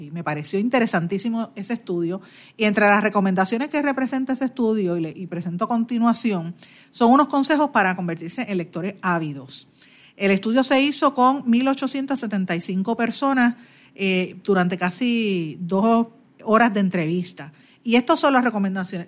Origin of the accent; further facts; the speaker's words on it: Puerto Rico; como puertorriqueña y caribeña